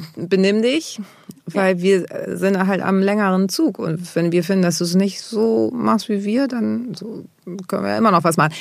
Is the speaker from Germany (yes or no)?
yes; Germany; born or raised there